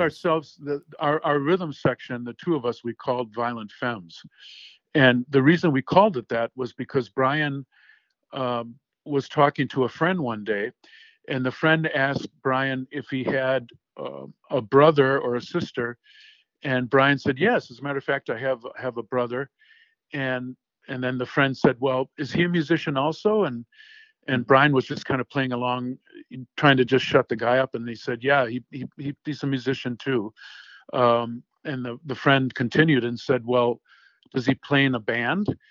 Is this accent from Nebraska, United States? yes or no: no; Racine, Wisconsin, United States; I grew up in Racine, Wisconsin